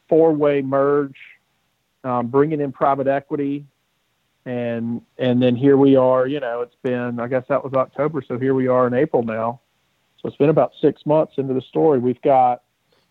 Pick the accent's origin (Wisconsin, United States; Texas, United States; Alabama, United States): Alabama, United States; Birmingham; So I grew up in Birmingham, went to the University of Alabama